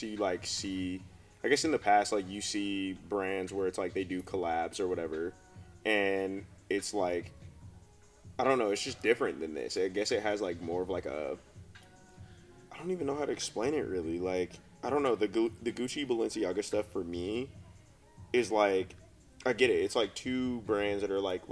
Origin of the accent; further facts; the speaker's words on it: Colorado, United States; I'm from Colorado